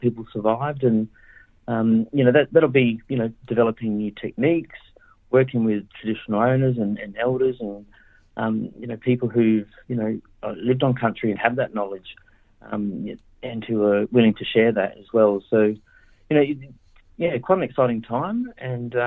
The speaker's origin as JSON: {"language": "English", "town": "Adelaide", "region": "South Australia", "country": "Australia", "tie": "born or raised there", "said": "I'm Ngarrindjeri in Ghana, so I grew up in Adelaide, and, you know, that's where my mob's from"}